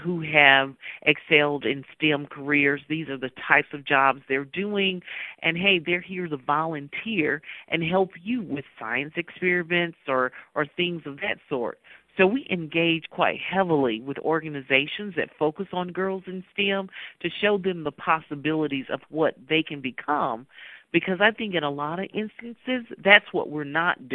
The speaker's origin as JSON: {"language": "English", "region": "Mississippi", "country": "United States", "tie": "born or raised there", "said": "growing up in Mississippi"}